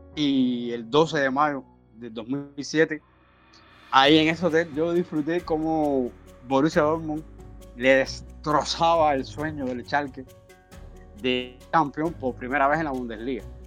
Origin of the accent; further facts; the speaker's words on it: Cuba; como todo cubano